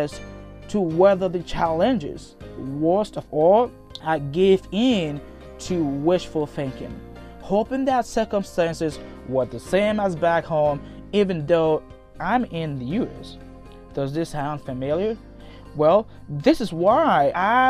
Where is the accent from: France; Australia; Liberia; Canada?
Liberia; moved away as an adult; now in United States; As you can already tell by my accent, I'm originally from Liberia. I came to the US in January 2016